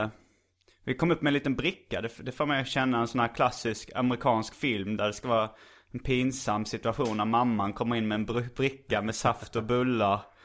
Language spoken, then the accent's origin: Swedish; Lund, Skåne, Sweden; accent: Lund dialect; moved away as an adult; also born or lived in Hjärup / Stockholm / Malmö; identitetsskapande högstadiet i gymnasiet var i Lund. Mm. Och lite typ något år efter där också så att det eh, Jag pratar lite Lundadialekt tror jag ändå